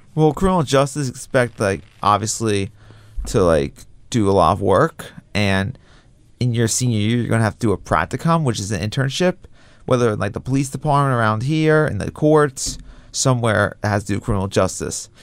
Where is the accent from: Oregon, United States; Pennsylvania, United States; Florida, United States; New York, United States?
New York, United States; Long Beach; I'm from Long Beach, which is around the water too